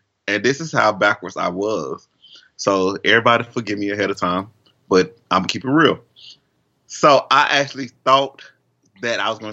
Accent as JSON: {"language": "English", "region": "Alabama", "country": "United States", "said": "I'm from Alabama."}